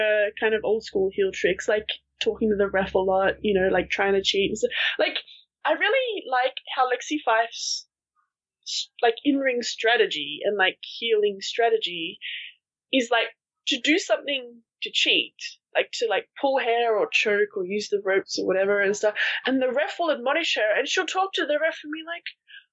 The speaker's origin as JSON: {"language": "English", "country": "Australia"}